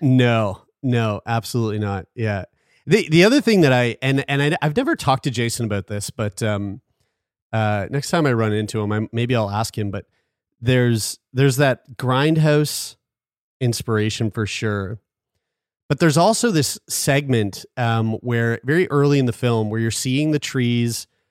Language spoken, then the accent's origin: English; Halifax, Nova Scotia, Canada; born or raised there